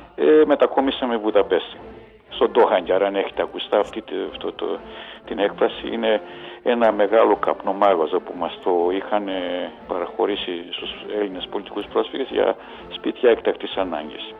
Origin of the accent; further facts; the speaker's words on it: Budapest, Hungary; also born or lived in Ózd, Hungary; now in Greece; Γεννήθηκα το 1953 στο Οζτ της Ουγγαρίας